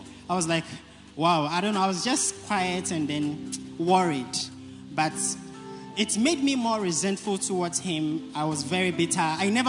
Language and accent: English; Accra, Greater Accra, Ghana; I am from British Accra constituency. And I'm a center leader for Jamestown.